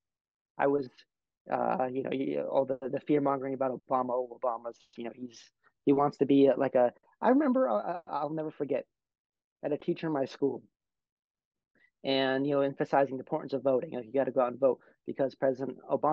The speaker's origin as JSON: {"language": "English", "region": "New Jersey", "country": "United States", "tie": "born or raised there", "moved": "yes", "said": "I'm originally from New Jersey. So that's a deep blue state, one of the bluest states in the country, but I'm from like a red area of a blue state"}